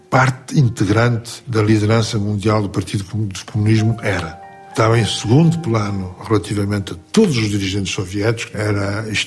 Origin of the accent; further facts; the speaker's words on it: Portugal; Eu sou português.